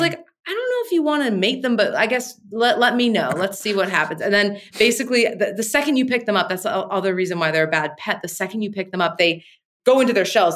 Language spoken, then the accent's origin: English; New Jersey, United States; I'm from New Jersey